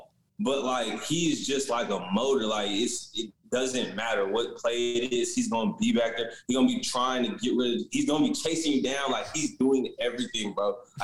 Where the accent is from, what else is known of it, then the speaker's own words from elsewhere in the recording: Seattle, Washington, United States; I'm from Seattle, bro.